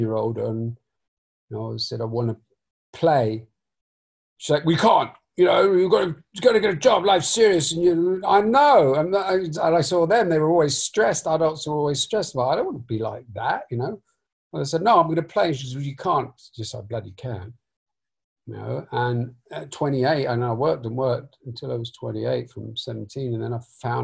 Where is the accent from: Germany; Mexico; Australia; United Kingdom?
United Kingdom; London; I was raised in North London